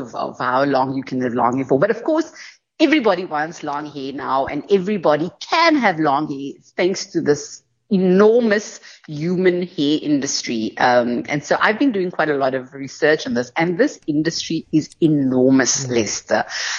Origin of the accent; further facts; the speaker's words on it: Cape Town, Western Cape, South Africa; growing up in Cape Town